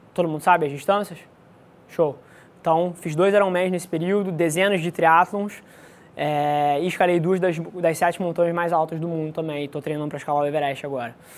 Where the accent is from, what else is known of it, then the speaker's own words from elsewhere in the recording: Rio de Janeiro, Brazil; Nasci aqui no Rio de Janeiro, é, filho de mãe solteira, criado na casa dos meus avós